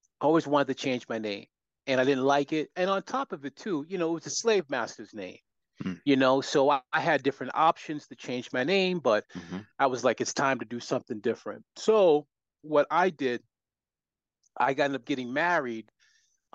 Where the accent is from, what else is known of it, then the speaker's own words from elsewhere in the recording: Worcester, Massachusetts, United States; also born or lived in Boston, Massachusetts; I was born in Worcester, Massachusetts, second biggest city in New England, and we're about 40 minutes outside of Boston, and that's where I was raised